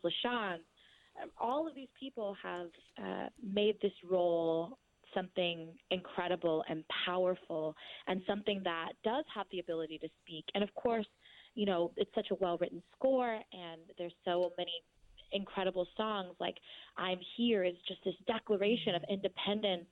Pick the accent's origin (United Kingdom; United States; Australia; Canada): United States; Orange County, California; I'm from the suburbs. I'm from Orange County, so I'm I'm definitely like a suburbia girl.